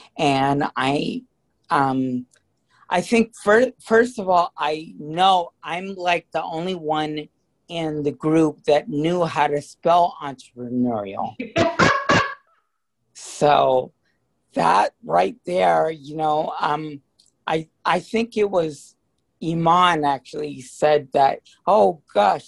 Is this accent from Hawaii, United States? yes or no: yes; Hawaii, United States; also born or lived in San Francisco; I was born in San Francisco, but my parents divorced when I was really young, so I was raised in Hawaii